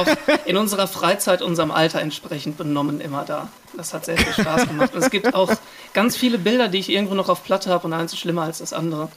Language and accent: German; Iserlohn, North Rhine-Westphalia, Germany; now in Cologne, Germany; wir kommen ja ursprünglich aus Iserlohn